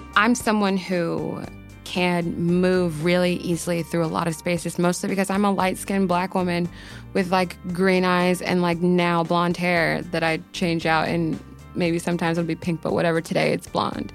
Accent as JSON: {"language": "English", "region": "Maryland", "country": "United States", "moved": "as an adult", "lives_now": "New York, United States", "said": "I am from Maryland. I have, I moved to New York, like, about two, three years ago"}